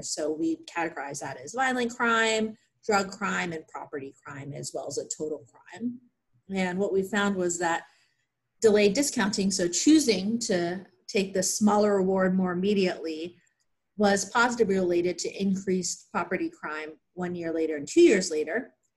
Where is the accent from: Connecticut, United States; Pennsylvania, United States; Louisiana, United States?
Pennsylvania, United States; moved away as an adult; also born or lived in Chicago / Kentucky; I grew up in Pennsylvania